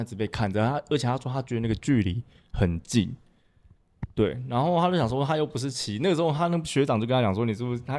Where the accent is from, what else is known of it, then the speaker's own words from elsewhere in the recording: Miaoli County, Taiwan; 我是苗栗一个很乡下的一个小城市这样子